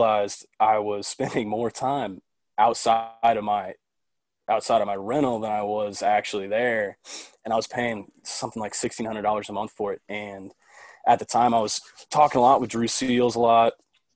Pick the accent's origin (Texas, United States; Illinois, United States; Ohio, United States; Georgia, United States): Texas, United States; Dallas; also born or lived in Oxford, Mississippi; I'm 24 from Dallas. I born and raised in Dallas